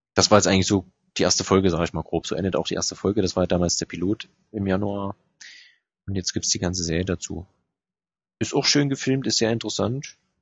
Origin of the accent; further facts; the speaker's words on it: Germany; als Deutscher